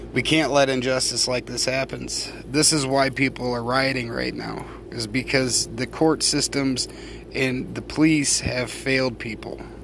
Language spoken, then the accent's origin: English; United States; I am an American